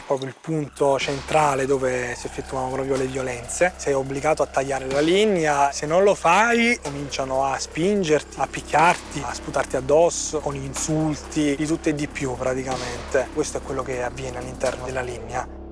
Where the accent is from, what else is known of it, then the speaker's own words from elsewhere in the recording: Naples, Campania, Italy; ho 26 anni e vengo da Napoli